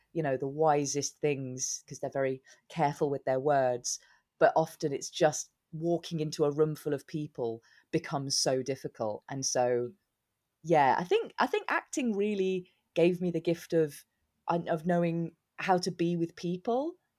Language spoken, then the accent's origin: English; Newbury, South East England, United Kingdom; moved away; also born or lived in London; This tiny little place called, um, Newbury